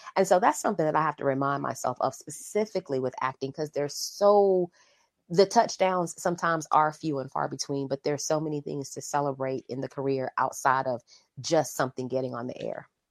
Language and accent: English; Fayetteville, North Carolina, United States; Fayetteville, North Carolina. Shout out to the homie …. … and I are from the same hometown